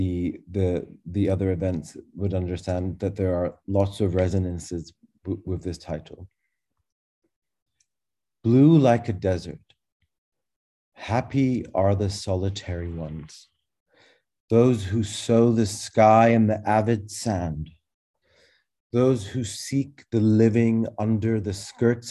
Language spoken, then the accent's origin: English; Glasgow, Scotland, United Kingdom; also born or lived in Cairo, Egypt; I was born in Egypt, in Cairo, like Tamer, but three months old, ventured into Glasgow, Scotland at my parents' whim